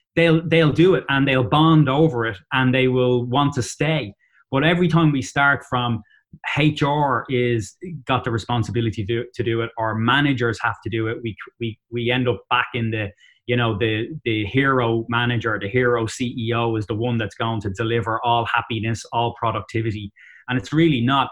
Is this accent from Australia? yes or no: no; Dublin, Leinster, Ireland; accent: Dublin; moved away as an adult; also born or lived in Boston area, United States; now in Boston, United States; in Dublin, Ireland. So that's where I'm from